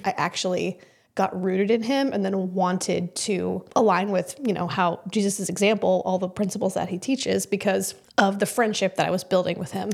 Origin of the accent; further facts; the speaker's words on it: Kansas, United States; moved away as an adult; also born or lived in New York; I grew up in Kansas